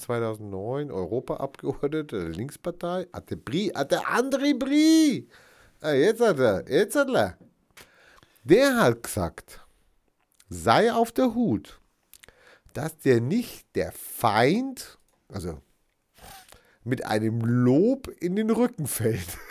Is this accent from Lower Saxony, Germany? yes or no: no; North Rhine-Westphalia, Germany; Ich hatte ja auch meine Schulbildung in Nordrhein-Westfalen erfahren und nicht in Bayern